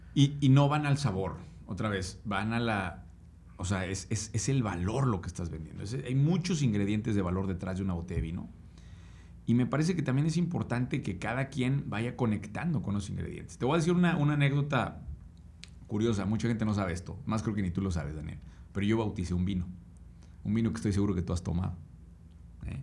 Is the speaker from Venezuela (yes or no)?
no; Querétaro, Mexico; Yo soy originario de Querétaro